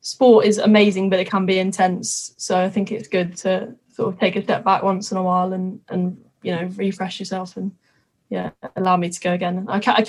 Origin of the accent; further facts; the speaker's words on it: Twickenham, London, United Kingdom; I'm from Twickenham. I literally have been brought up, born and bred rugby, really